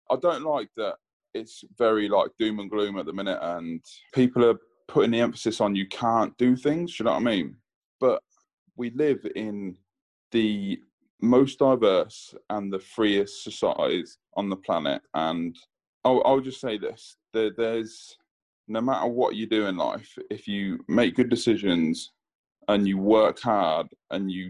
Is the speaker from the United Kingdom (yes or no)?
yes; England, United Kingdom; my dad being Jamaican and telling me, you know, I was English, so I was brought up as an English kid.